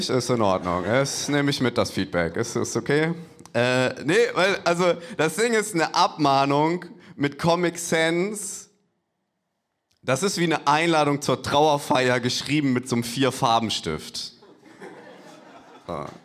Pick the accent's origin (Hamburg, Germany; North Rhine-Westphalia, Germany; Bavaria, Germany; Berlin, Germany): Hamburg, Germany; Ich, ich komme eigentlich aus Hamburg, für mich ist beides ein Abstieg.